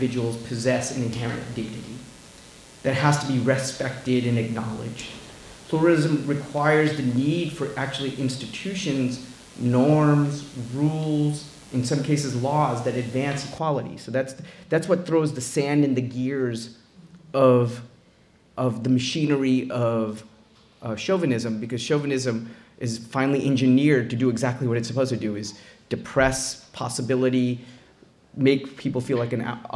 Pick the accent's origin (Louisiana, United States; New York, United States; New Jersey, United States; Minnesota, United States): New York, United States; New York City; also born or lived in India; I was born in India, grew up in Queens, New York